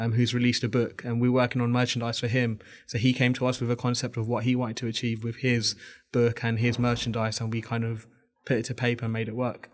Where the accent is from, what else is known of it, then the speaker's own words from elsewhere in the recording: Bangladesh; I'm actually from Bangladesh.